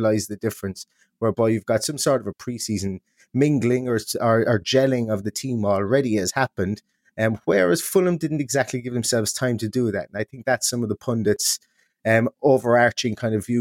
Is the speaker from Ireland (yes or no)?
yes; Ireland; accent: Irish; very, very hearty welcome here from Ireland, as you may be able to tell. My Irish accent is quite strong.